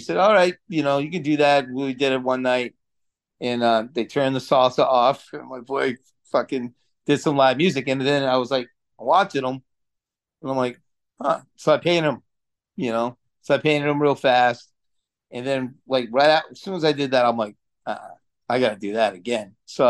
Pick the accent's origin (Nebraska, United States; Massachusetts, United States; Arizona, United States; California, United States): Massachusetts, United States; Lowell; also born or lived in Florida; I grew up in Lowell, Massachusetts, right? So, like, you know, I had a mullet the whole nine yards before I moved down to Florida and shit.